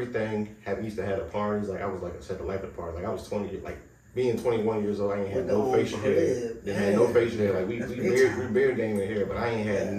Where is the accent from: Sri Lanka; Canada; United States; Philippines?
United States; Washington, District of Columbia; All right, so I'm from, D.C., that's the best way to say it.